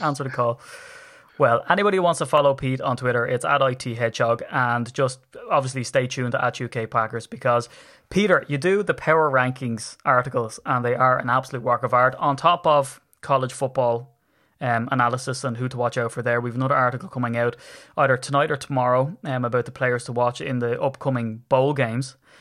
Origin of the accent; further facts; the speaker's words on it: Ireland; I'm from Ireland. I come over on the plane from Dublin